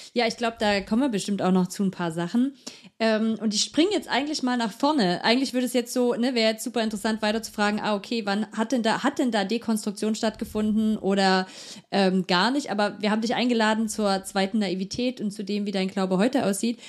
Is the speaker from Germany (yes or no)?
yes; near Herrnhut, Saxony, Germany; ich bin in der Nähe von Herrnhut aufgewachsen